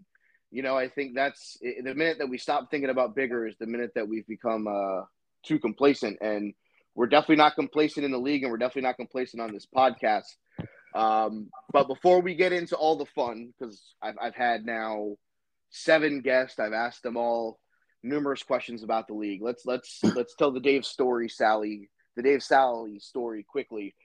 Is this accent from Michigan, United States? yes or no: no; Woodbridge, Virginia, United States; I grew up in Virginia